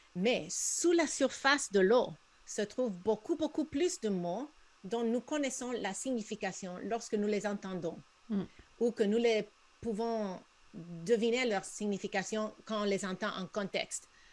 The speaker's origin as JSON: {"language": "French", "region": "southern California", "country": "United States", "tie": "born or raised there", "accent": "Spanish-speaking", "first_language": "Spanish", "second_language": "French", "moved": "yes"}